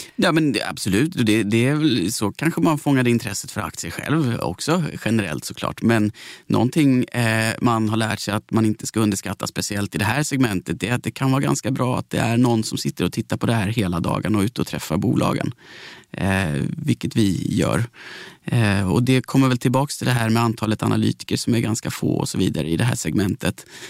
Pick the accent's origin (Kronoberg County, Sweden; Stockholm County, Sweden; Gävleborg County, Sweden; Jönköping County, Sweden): Kronoberg County, Sweden; Växjö; Jag kommer från Växjö